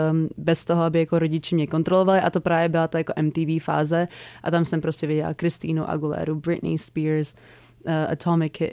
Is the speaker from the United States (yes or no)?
yes; United States; born there; takže tím, že jsem se narodila v Americe